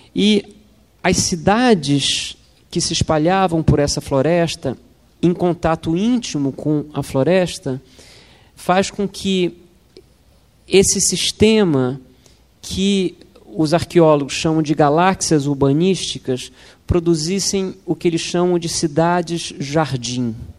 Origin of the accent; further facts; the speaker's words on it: Brazil; como brasileiros